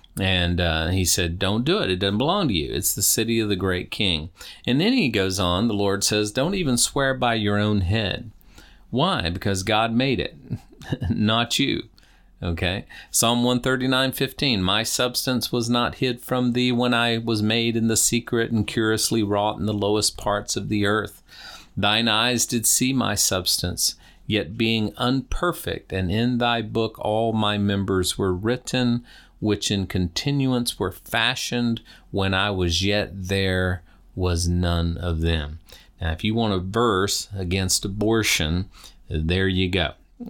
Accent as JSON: {"language": "English", "region": "Deep South", "country": "United States", "tie": "born or raised there", "said": "You know, I was raised in the Deep South."}